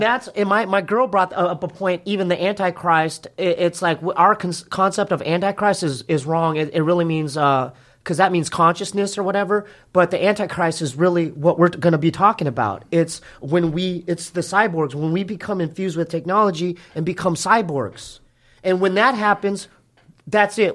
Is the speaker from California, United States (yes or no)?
yes; Poway, California, United States; we're from Poway. Me and my brother are from, uh, you know, inland.